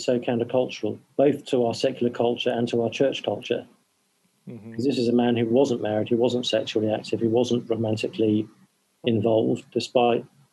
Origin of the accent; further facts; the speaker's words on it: England, United Kingdom; I'm English